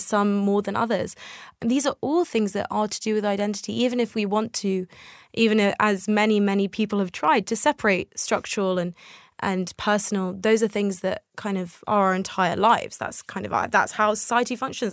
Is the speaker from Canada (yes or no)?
no; United Kingdom; also born or lived in Tel Aviv, Israel; I came to the U K when I was very young. I was a toddler.